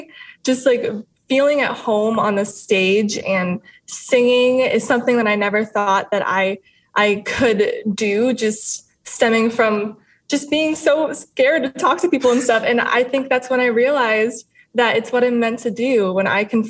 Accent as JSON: {"language": "English", "country": "United States", "said": "as well as Latin influences as well, because I'm Cuban American."}